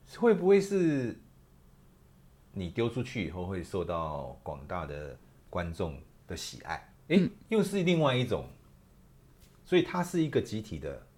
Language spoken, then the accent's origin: Chinese; Taiwan; 我是台湾人然后我生活在这块土地